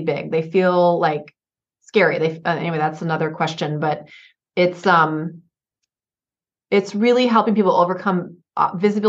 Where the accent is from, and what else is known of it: Oregon, United States; born or raised there; moved away; also born or lived in Santa Barbara County, California